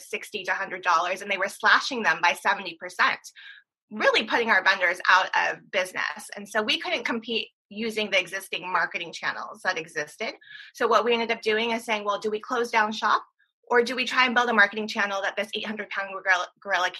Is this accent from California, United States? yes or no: yes; San Diego, California, United States; originally from San Diego, California